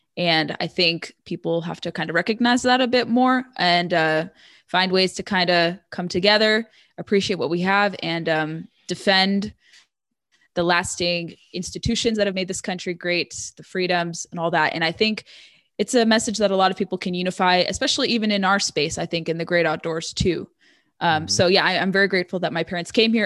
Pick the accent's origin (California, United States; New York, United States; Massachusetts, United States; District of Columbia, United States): California, United States; Orange County, Southern; moved away as an adult; also born or lived in San Diego; now in Northern Virginia, United States; I'm originally from Southern California in what they call Reagan country, Orange County, born and raised there